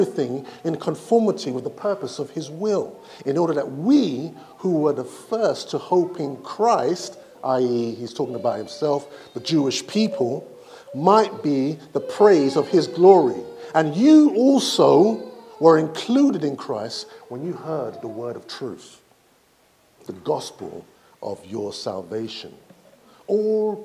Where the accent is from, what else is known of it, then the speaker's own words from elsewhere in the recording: Nigeria; I'm from Nigeria